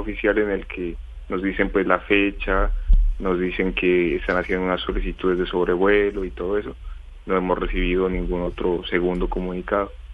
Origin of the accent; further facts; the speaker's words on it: Colombia; moved away as an adult; now in China; somos dos colombianos los que estamos en esta ciudad.